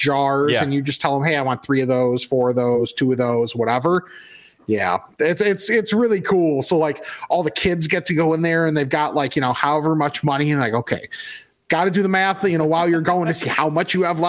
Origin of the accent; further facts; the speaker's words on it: West Chicago, Illinois, United States; Growing up in West Chicago